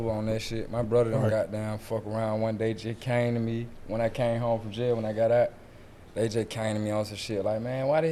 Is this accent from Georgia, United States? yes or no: yes; Atlanta, Georgia, United States; from the West. Central Road.